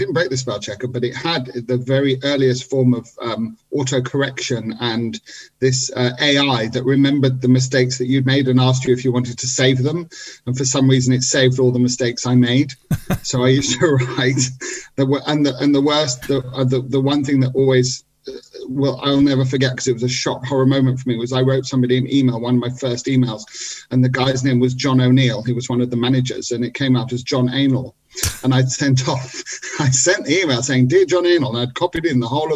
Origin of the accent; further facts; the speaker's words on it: England, United Kingdom; moved away as an adult; also born or lived in Israel; I'd lived most of my life in England